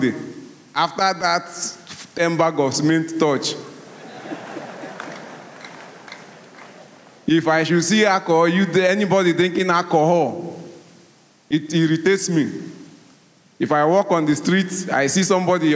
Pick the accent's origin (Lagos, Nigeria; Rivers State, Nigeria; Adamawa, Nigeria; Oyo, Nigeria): Rivers State, Nigeria; I'm from Nigeria, Rivers State